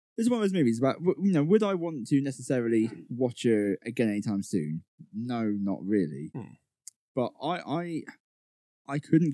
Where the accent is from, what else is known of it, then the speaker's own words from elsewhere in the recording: United Kingdom; we're British